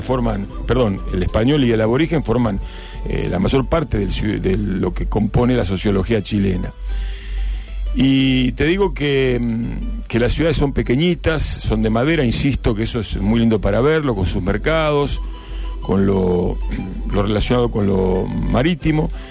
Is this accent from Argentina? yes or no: yes; Argentina; arrogancia que tenemos los argentinos